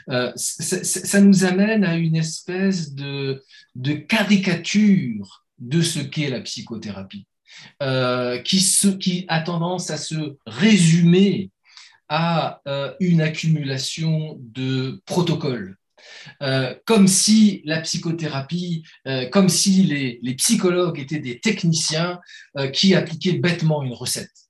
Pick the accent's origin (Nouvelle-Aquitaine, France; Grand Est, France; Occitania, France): Grand Est, France; Metz; mais bon, je viens de Metz, commencez pas à chercher des.